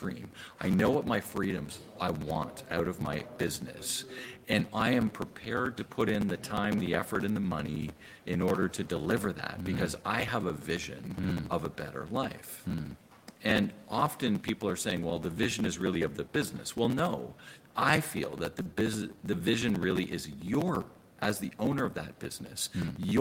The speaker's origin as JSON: {"language": "English", "country": "Canada", "said": "I'm from Canada"}